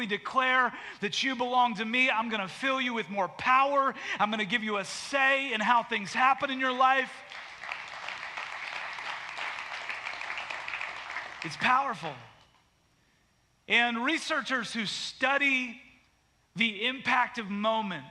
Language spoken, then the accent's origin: English; Canada; now in United States; I was born in Canada